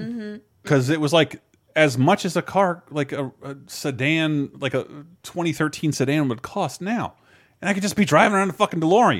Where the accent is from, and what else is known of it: Tallahassee, Florida, United States; born or raised there